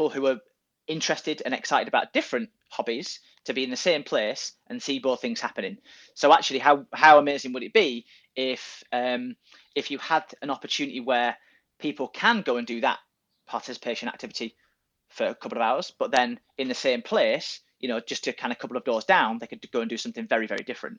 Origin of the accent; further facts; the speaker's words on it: Goole, Yorkshire and the Humber, United Kingdom; moved away as an adult; I grew up there